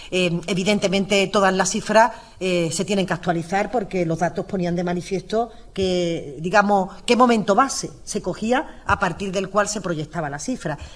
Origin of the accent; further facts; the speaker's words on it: Andalusia, Spain; yo no ni, quiero ni puedo ocultar que soy andaluza